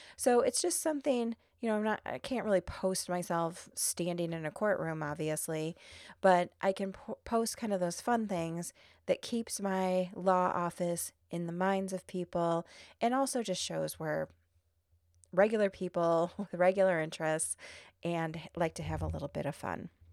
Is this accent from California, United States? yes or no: no; Illinois, United States; I'm not from New Orleans. I'm from Illinois.